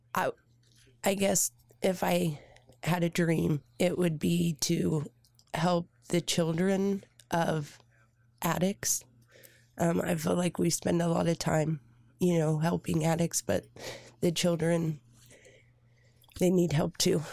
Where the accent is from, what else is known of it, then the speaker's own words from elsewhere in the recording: Redkey, Indiana, United States; I grew up in Red Key, Indiana